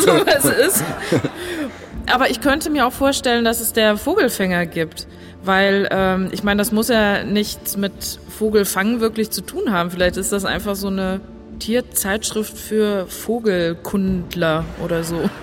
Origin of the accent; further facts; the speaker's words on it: Obermelsungen, Hesse, Germany; Als wir klein waren, gab es bei uns in Obermelsung